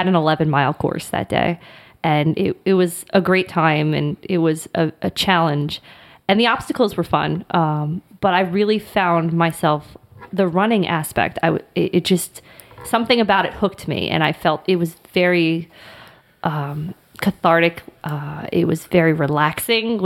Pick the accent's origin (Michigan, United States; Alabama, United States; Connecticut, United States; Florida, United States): Florida, United States; I was born and raised in Florida